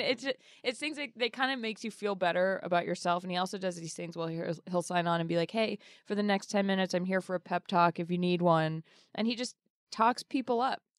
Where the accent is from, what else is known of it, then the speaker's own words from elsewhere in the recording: Boston, Massachusetts, United States; I'm from Boston